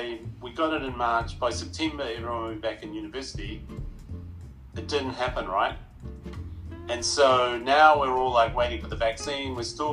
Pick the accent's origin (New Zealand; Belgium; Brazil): New Zealand; moved away as an adult; now in Canada; I am Maori from New Zealand, so I'm part Indigenous culture, blood of New Zealand. So when I came to Canada